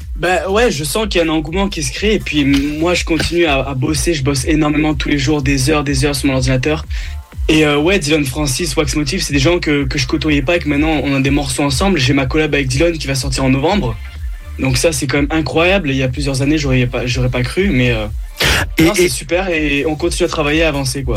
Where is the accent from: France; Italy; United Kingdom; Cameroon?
United Kingdom; London; moved away; je suis né à Londres à la base, mon père était anglais